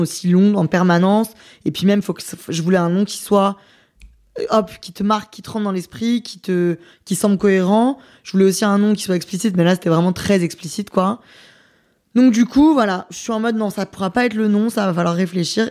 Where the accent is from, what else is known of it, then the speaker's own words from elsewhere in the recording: France; moi je suis française, donc euh, j'ai envie de représenter mon pays